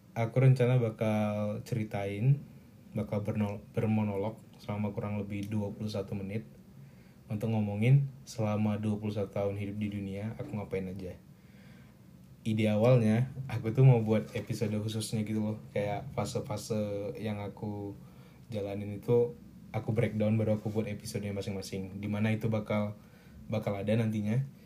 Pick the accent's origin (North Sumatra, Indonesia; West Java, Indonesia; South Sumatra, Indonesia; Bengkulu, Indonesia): North Sumatra, Indonesia; Medan; moved away as an adult; now in Bandung, Indonesia; aku lahirnya malam di sebuah rumah sakit di Medan